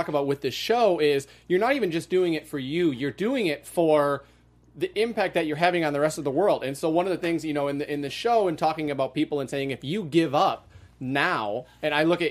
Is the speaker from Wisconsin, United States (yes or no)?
yes; Wisconsin, United States; I'm from Wisconsin.